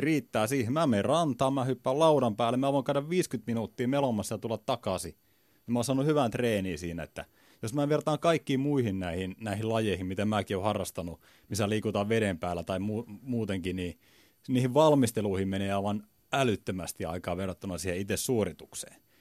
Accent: Kalajoki, North Ostrobothnia, Finland; mä oon merenrannalta kotoisin

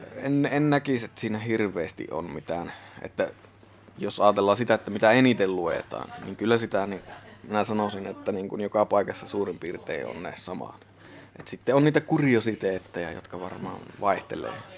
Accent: Sotkamo, Kainuu, Finland; also born or lived in Muhos; now in Suomussalmi, Finland; Sotkamostahan mä oon tosiaan lähtöisin

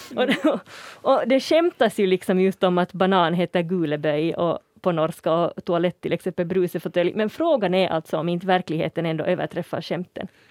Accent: Uusimaa, Finland; jag som kommer härifrån huvudstadsregionen

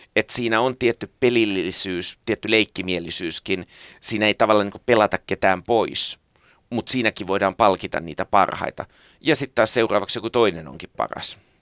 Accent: Helsinki, Uusimaa, Finland; also born or lived in Tammisalo, Helsinki; synnyin Tammisalossa ja kasvoin Marjaniemessä

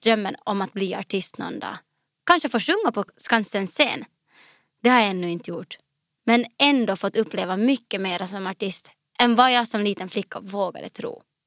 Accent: Finland; also born or lived in Morang, Nepal / Skepptuna, Sweden; naturen i Finland. Det som sen blev mitt hemland.

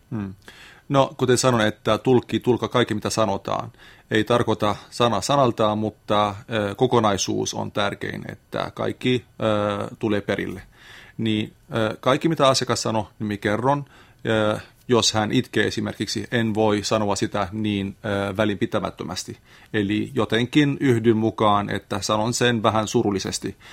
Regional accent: Lebanon; Finnish is a second language; moved away as an adult; now in Lappeenranta, Finland; olen Libanonista kotoisin

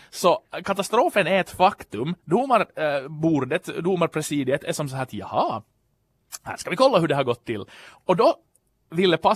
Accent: Ostrobothnia, Finland; jag är ju då österbottning i själ och hjärta men hade inte riktigt så koll på ramp.

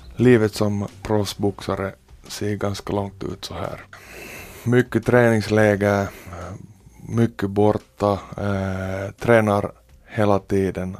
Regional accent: Porvoo, Uusimaa, Finland; born or raised there

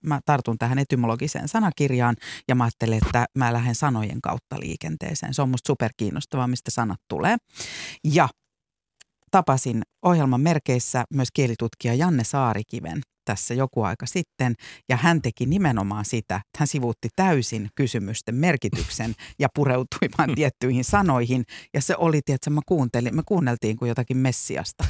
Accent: Vantaa, Uusimaa, Finland; moved away; mäkin puhun me korsolaiset, en enää asu siellä, en ole asunut vuosikymmeniin

